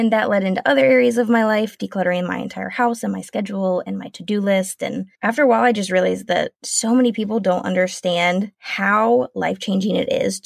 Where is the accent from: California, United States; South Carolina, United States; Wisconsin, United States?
South Carolina, United States; moved away as an adult; now in Washington State, United States; We are originally from South Carolina, so it was a huge move